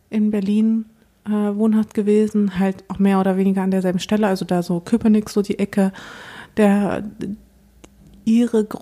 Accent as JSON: {"language": "German", "country": "Moldova", "tie": "born there", "said": "ich bin geboren in Moldawien, ein Land, zu dem ich gar keinen Bezug habe"}